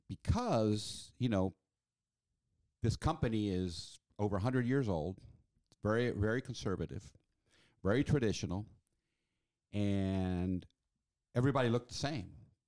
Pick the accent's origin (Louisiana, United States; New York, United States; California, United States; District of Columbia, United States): District of Columbia, United States; Washington; now in Chicago, United States; But remember, I grew up in Washington, D.C.